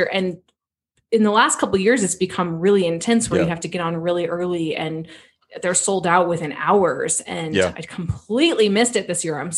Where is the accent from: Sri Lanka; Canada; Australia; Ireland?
Ireland; Like I am Irish.